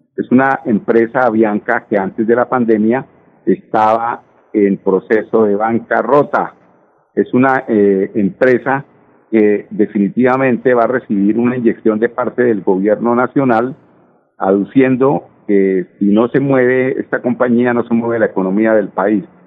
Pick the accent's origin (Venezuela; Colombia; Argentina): Colombia; somos nosotros los colombianos